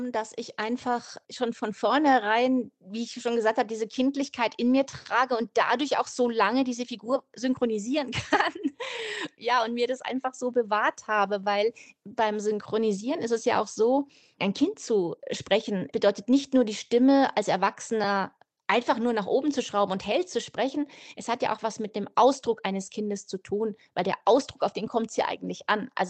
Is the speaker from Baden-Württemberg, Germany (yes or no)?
no; Munich, Bavaria, Germany; Und die spielt eigentlich da, wo ich aufgewachsen bin, mitten in München in einer Straße.